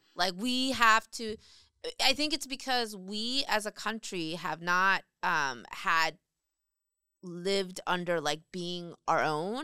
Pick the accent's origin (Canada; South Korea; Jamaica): South Korea; now in United States; I grew up in Korea